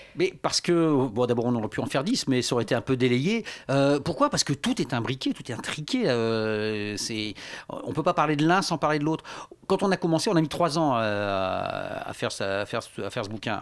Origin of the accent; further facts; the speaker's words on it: Lille, Hauts-de-France, France; moi, je suis, j'étais, donc je viens de Lille